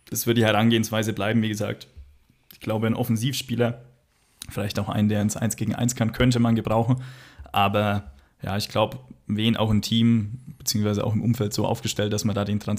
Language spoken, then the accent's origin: German; Magdeburg, Saxony-Anhalt, Germany; Als Magdeburger würden wir es nicht lustig finden.